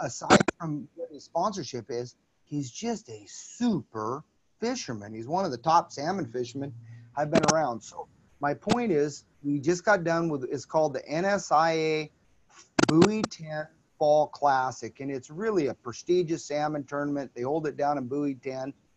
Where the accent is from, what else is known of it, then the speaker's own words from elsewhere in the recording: Oregon, United States; We're from Oregon